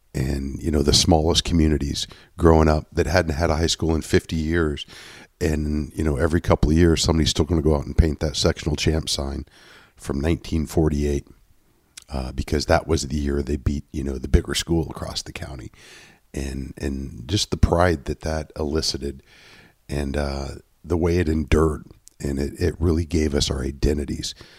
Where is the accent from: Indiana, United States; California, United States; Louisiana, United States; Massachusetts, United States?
Indiana, United States; a preteen growing up in Indiana